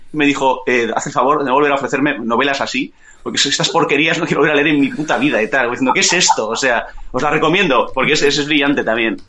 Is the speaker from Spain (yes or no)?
yes; Bilbao, Basque Country, Spain; yo soy de Zabalburu